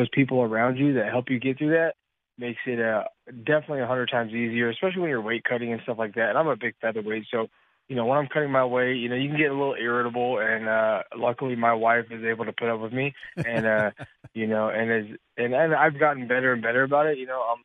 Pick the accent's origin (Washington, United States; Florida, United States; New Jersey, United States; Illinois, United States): Washington, United States; Yakima; moved away; my hometown in Yakima